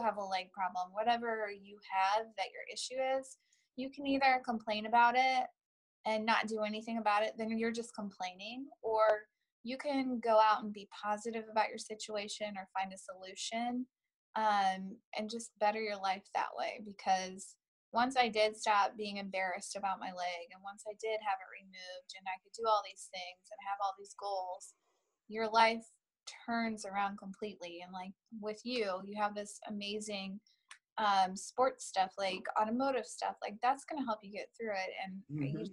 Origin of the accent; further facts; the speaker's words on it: St. Louis, Missouri, United States; also born or lived in Iowa; I was born in Iowa, but my parents moved here when I was 3 months old. So basically I'm from St. Louis